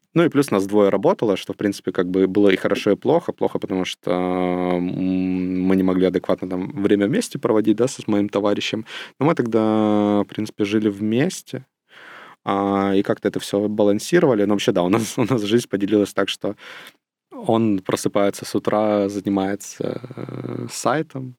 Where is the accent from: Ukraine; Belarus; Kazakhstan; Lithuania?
Ukraine; я родился и вырос в Волчевске. Это не очень большой город, э, недалеко от Ростова, но это в Украине